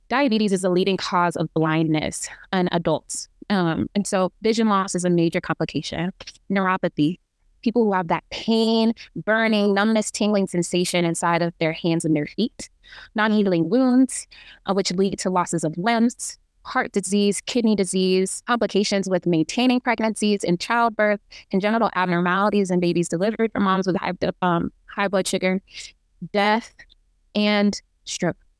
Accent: Kansas City, Missouri, United States; moved away as an adult; also born or lived in Imo State, Nigeria; now in Baltimore, United States; I am a Nigerian American, uh, back home from Imo State, and I grew up in Kansas City, Missouri

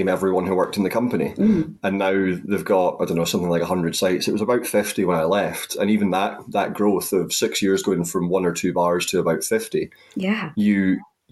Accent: the Highlands, Scotland, United Kingdom; I went back to where I grew up in the Highlands, and I was working at my local hotel

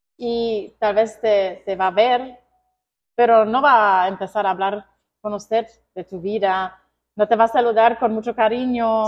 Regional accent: Germany; Spanish is a second language; now in Honduras; yo nací en Alemania y me crecí en Alemania.

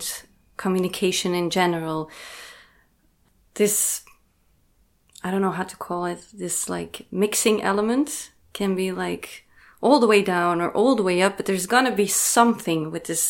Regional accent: Belgium; I was born in 1988 in Belgium, so I'm 35.

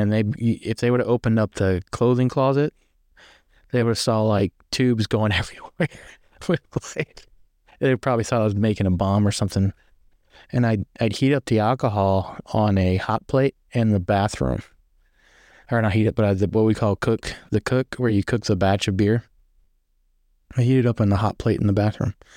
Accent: near Shenandoah, Virginia, United States; I'm from Virginia, right up next to Shenandoah

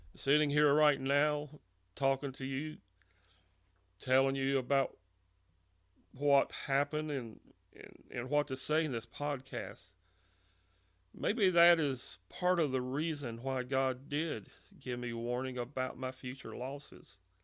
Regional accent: Monroe, Louisiana, United States; I was born and raised in Monroe, Louisiana

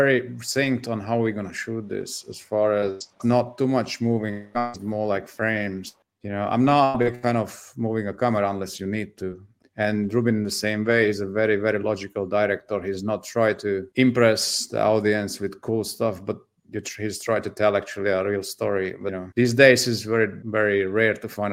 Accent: Slovakia; now in United States; I'm Hungarian. My family is Hungarian, but grew up in Slovakia. I used to be Czechoslovakia

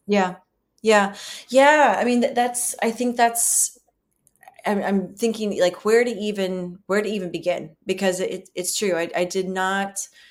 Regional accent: the South, United States; being women, um, being white women, you know, growing up in the South

